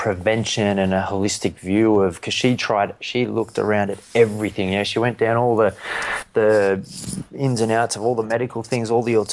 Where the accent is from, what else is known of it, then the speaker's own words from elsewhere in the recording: Newcastle, New South Wales, Australia; me as a 13-year-old kid growing up in Newcastle